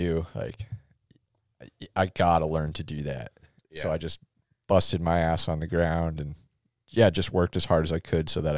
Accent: North Dakota, United States; moved away; also born or lived in Ashland, Oregon; I'm from North Dakota. Like, we just don't really have trees

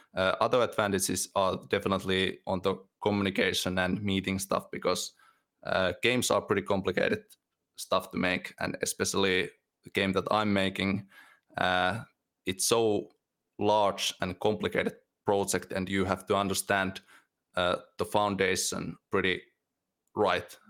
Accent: Finland; I, I lived near those places and near the Russian border for most of my life

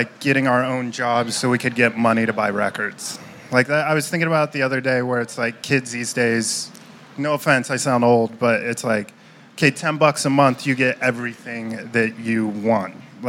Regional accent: Manitou Springs, Colorado, United States; we grew up in such a small town

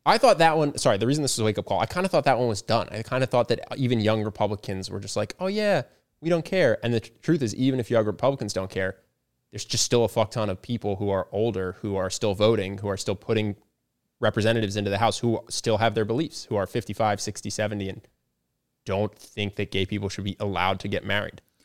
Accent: Pennsylvania, United States; growing up in Pennsylvania.

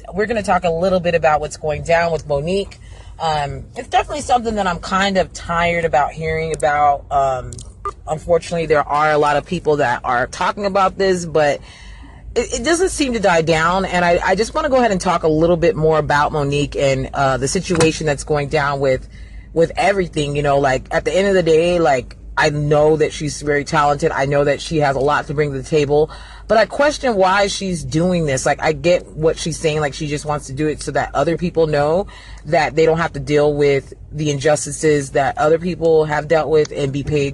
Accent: United States; I'm not African because I'm not from Africa, so I'm an American

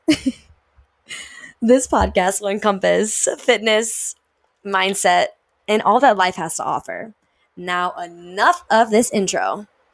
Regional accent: St. Louis, Missouri, United States; moved away as an adult; I grew up, born and raised in St. Louis, Missouri, right smack dab in the Midwest

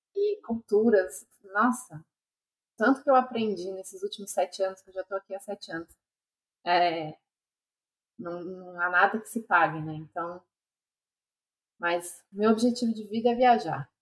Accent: Brazil; moved away as an adult; also born or lived in United States; now in Australia; eu voltava para o Brasil

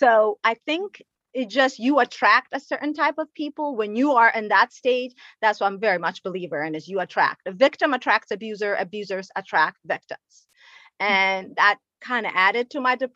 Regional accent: Ethiopia; moved away; I'm originally from Ethiopia.

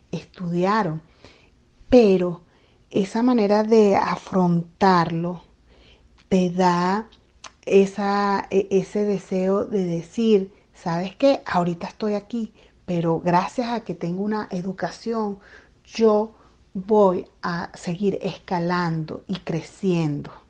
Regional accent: Venezuela; distribuirlo en Venezuela, por supuesto, para mí sería, bueno, una gran dicha, una alegría que, que esté allá en mi país.

